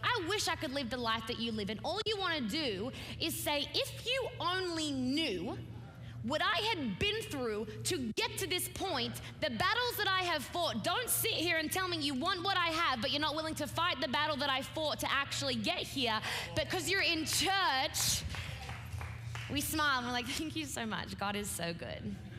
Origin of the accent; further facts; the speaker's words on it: Australia; I'm an Australian preacher